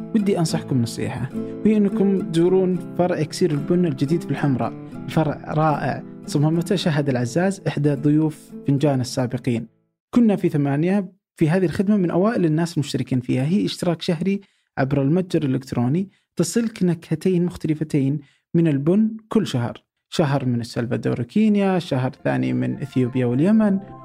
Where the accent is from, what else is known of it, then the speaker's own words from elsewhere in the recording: Saudi Arabia; عندنا في السعودية